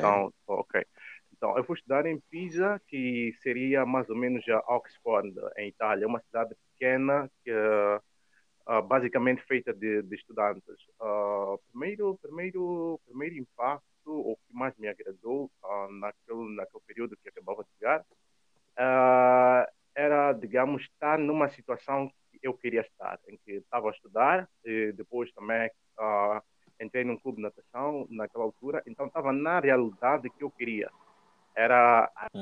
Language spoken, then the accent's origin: Portuguese; Mozambique; moved away as an adult; now in Rome, Italy; quando nós estamos a vir eh, da África